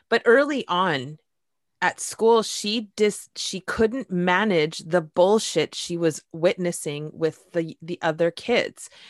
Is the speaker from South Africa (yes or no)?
no; Canada; I'm Canadian